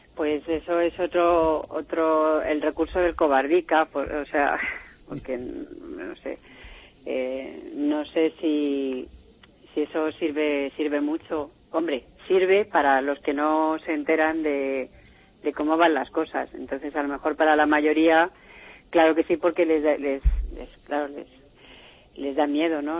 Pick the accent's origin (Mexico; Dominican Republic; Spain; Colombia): Spain; now in France; yo como española que soy